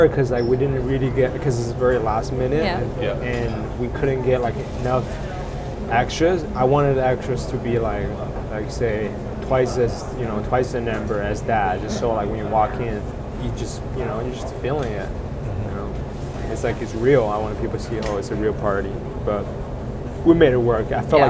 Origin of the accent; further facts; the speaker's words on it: Hunan, China; moved away as an adult; now in Kingston, Canada; Well, I grew up in China. I was born and raised in Hunan, central part of China.